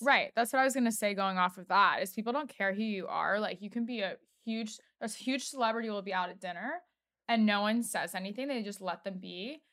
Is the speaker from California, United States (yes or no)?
no; Washington, District of Columbia, United States; also born or lived in Los Angeles; now in New York, United States; I know we're both from D C